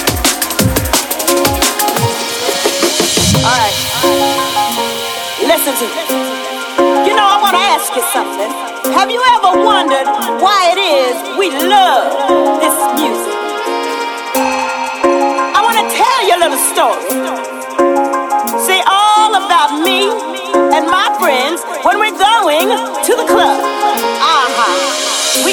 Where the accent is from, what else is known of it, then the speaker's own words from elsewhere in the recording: Toronto, Ontario, Canada; I'm from Toronto